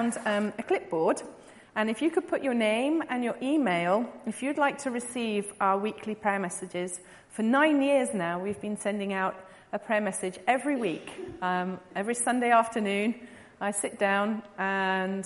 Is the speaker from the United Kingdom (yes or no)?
yes; England, United Kingdom; moved away as an adult; also born or lived in São Paulo, Brazil; now in Brazil; I was obviously born in England, you can tell that by my accent, and I went to Brazil in 1999.